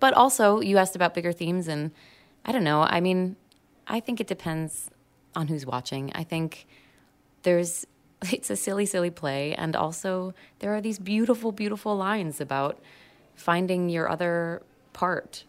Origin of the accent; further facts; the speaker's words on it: United States; I'm American